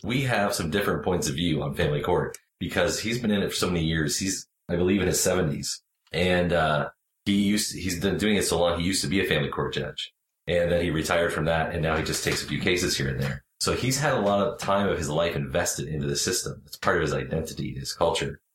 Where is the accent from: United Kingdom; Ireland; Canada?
Canada; I'm Canadian